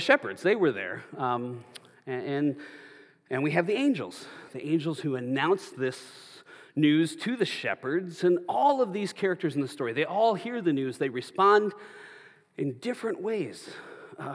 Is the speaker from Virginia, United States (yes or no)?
no; Minnesota, United States; now in Arizona, United States; where I grew up in Minnesota